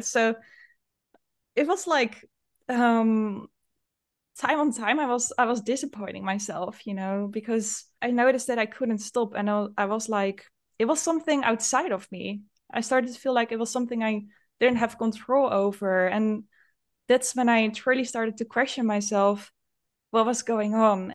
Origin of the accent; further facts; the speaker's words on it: Netherlands; I'm from the Netherlands